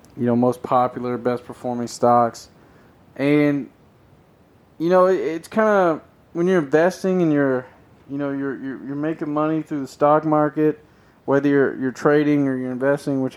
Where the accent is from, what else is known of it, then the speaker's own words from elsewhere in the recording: Nashville, Tennessee, United States; I'm from Tennessee, around the Nashville area.